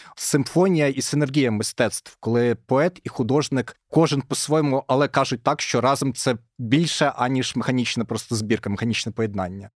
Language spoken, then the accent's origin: Ukrainian; Kyiv, Ukraine; я з Києва